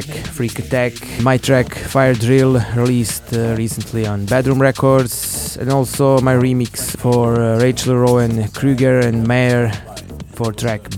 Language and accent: English; Banja Luka, Republika Srpska, Bosnia & Herzegovina; my hometown Banja Luka